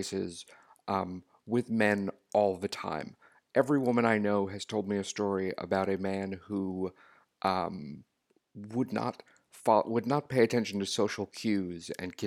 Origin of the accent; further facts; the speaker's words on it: Long Island, New York, United States; moved away; I grew up on Long Island